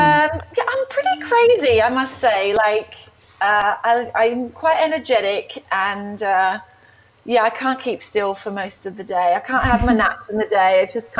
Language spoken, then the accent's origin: English; Australia; moved away; You know, I moved from Australia in 2009, and it was just me and my dance shoes.